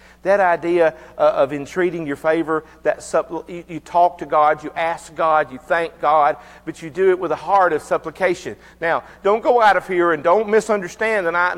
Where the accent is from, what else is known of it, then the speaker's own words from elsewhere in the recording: United States; I'm an American